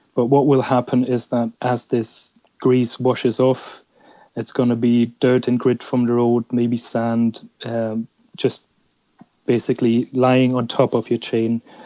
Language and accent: English; Germany; I'm actually from Germany